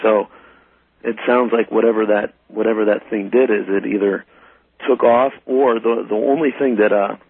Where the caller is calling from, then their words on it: Youngstown, Ohio, United States; I'm calling from Youngstown right now.